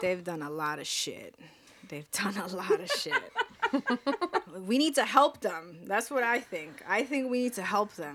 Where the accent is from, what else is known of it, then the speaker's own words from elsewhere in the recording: New York City, New York, United States; we grew up in Fort Greene. We grew up in Fort Greene